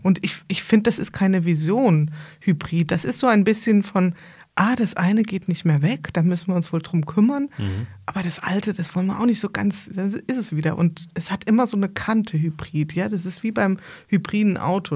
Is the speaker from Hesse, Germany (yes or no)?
yes; Bad Camberg, Hesse, Germany; ich komme aus Bad Camberg, das ist nicht so weit weg von hier